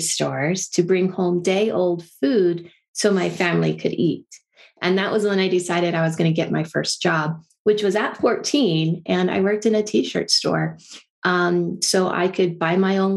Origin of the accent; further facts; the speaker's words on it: Silicon Valley, California, United States; I grew up in California in Silicon Valley